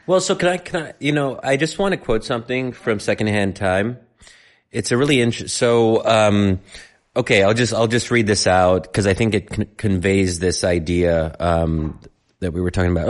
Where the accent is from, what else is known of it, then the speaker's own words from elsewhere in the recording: United States; living life in America as an American